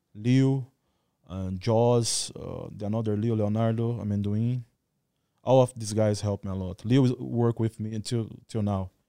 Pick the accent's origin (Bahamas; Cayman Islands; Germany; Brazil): Brazil; Goiânia, Goiás; English is a second language; moved away as an adult; also born or lived in Rio Verde, Brazil / Rio de Janeiro, Brazil; now in Phuket, Thailand; I born in Rio Verde. Rio Verde is this kind of small city. I grew up, uh, and stood in Goiânia, too